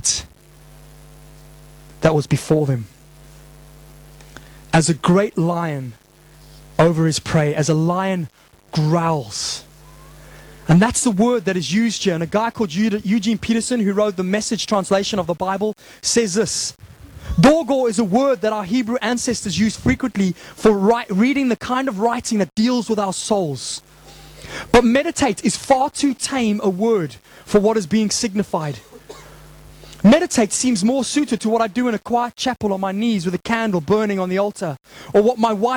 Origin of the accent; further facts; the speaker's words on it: Zimbabwe; moved away; growing up in Zimbabwe